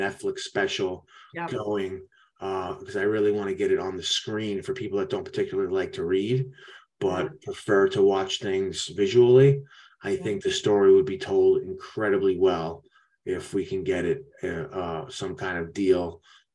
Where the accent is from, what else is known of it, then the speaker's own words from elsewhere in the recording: New York, United States; I'm from New York